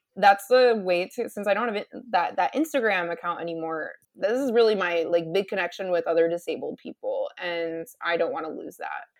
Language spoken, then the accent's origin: English; United States; moved away as an adult; also born or lived in Canada; I'm an American who did a P H D degree in Canada